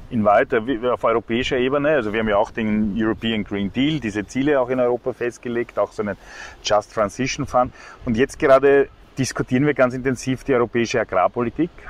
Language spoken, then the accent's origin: German; Vienna, Austria; weil man weiß ja als Wiener, wenn es im Sommer im August so Affenhitze hat, dann fahrt man halt raus zum Heurigen